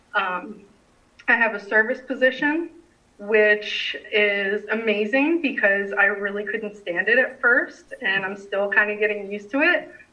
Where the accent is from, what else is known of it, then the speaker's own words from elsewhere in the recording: New Jersey, United States; now in Raleigh, United States; I grew up in New Jersey